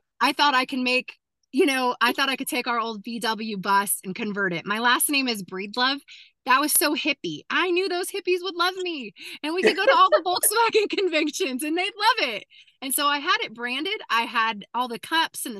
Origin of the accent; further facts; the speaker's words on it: Southern Oregon, United States; moved away; also born or lived in Cookeville; I'm a cowgirl from Southern Oregon.